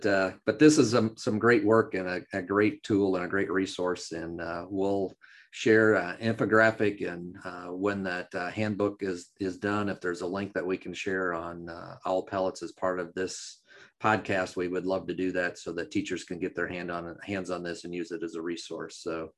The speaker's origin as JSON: {"language": "English", "region": "Wisconsin", "country": "United States", "tie": "born or raised there"}